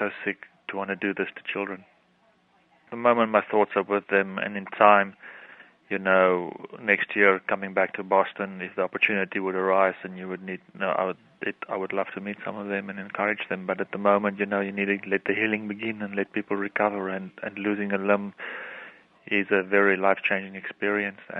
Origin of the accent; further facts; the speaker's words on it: South Africa; I'm from South Africa